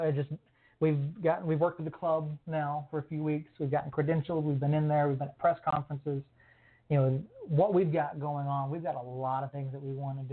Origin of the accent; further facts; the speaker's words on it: Atlanta, Georgia, United States; now in New Mexico, United States; I'm originally from the Atlanta area. You know, grew up Braves team